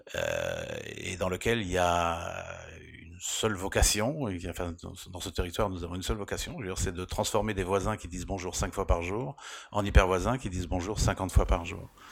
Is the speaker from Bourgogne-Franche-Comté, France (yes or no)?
no; Rennes, Brittany, France; now in Paris, France; j'ai vécu à Rennes, donc j'ai grandi à Rennes